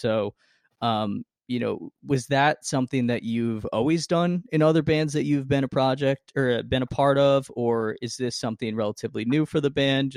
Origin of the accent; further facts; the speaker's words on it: Poughkeepsie, New York, United States; we say we're from this small, there's a smaller city called Poughkeepsie